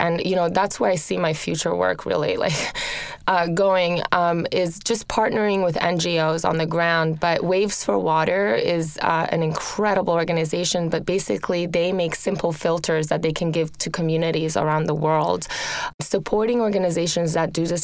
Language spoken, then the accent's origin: English; Rome, Lazio, Italy; moved away; I grew up in Rome, in Italy